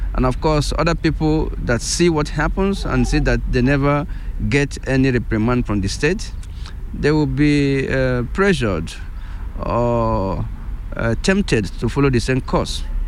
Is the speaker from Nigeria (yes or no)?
yes; Nigeria; first language Igbo; English is a second language; moved away as an adult; now in Switzerland; I come originally from Nigeria, and um, in the meantime, um, I have been naturalized uh, Swiss.